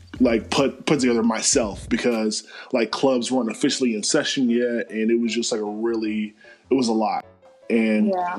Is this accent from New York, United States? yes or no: no; Charlotte, North Carolina, United States; my hometown of the 704